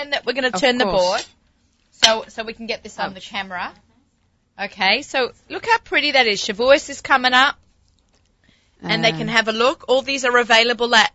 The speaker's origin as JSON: {"language": "English", "town": "Sydney", "region": "New South Wales", "country": "Australia", "moved": "yes", "lives_now": "New York, United States", "said": "I'm from Sydney"}